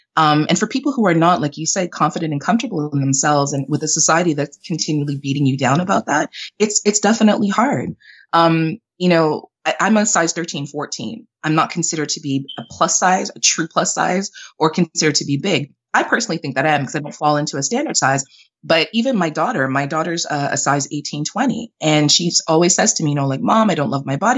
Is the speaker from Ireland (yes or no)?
no; Canada; also born or lived in Jamaica; I'm Jamaican Canadian, but I was born in Jamaica, raised in Canada